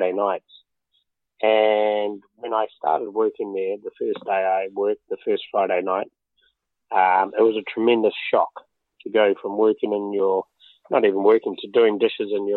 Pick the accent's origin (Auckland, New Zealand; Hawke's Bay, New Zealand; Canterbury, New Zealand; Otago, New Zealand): Auckland, New Zealand; moved away as an adult; also born or lived in London; I was brought up in West Auckland, born in an area called Massey, and then I was on a poultry farm. And then when we were 10, we moved to Henderson Valley, so West Auckland all my life